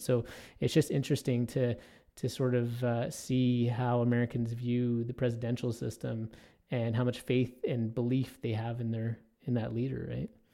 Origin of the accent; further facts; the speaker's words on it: Toronto, Ontario, Canada; now in Edmonton, Canada; I grew up in Toronto, which is a huge, obviously, urban environment.